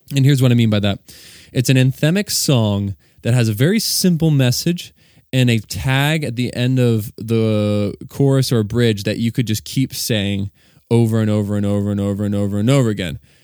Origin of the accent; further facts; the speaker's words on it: Virginia, United States; moved away as an adult; now in Delaware, United States; I was born and raised in Virginia, and now I reside and live in Delaware with my wife and our two kids.